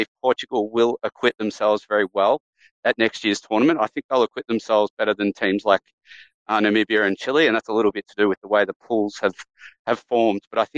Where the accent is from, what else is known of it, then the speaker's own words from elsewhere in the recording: Australia; I am Australian